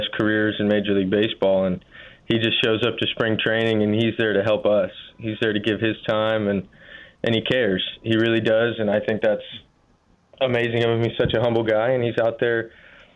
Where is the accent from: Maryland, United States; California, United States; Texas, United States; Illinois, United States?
California, United States; Northern; Growing up in NorCal, we had the Giants and the A's there